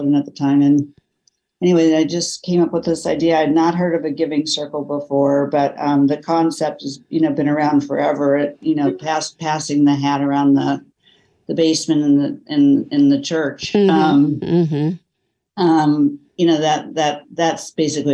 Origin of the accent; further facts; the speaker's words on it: Kansas City, United States; I grew up in Kansas City with a family that was very focused on giving back.